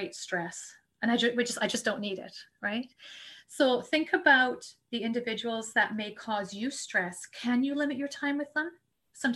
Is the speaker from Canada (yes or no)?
yes; Canada; We're Canadian